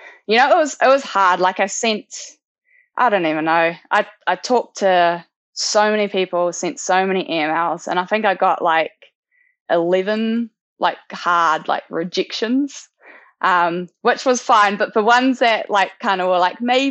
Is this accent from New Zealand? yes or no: yes; New Zealand; born or raised there